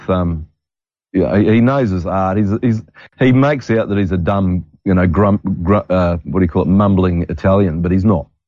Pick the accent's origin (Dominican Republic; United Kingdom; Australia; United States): Australia; I'm the Australian Gerald McBoing boy.